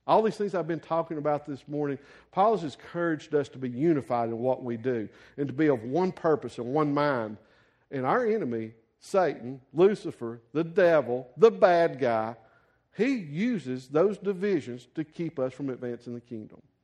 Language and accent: English; the South, United States; a white guy growing up in the South in a Baptist church